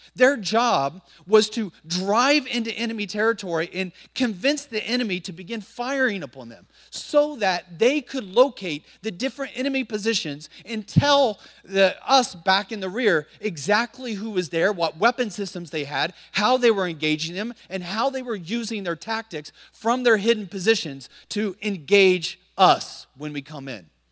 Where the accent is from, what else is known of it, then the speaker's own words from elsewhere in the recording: Montpelier, Indiana, United States; moved away as an adult; now in China; Most people have never heard of a little small town in northern Indiana called Montpelier, Indiana.